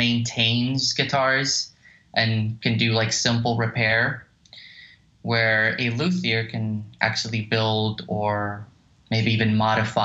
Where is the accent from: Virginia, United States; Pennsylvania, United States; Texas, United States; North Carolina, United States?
Texas, United States; moved away as an adult; now in Los Angeles, United States; I'm originally from Texas. Moved out here to LA about 7 years ago